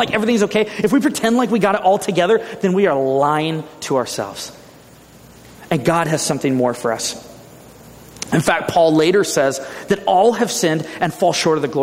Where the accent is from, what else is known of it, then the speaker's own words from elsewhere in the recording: Ventura, California, United States; moved away; my hometown in Ventura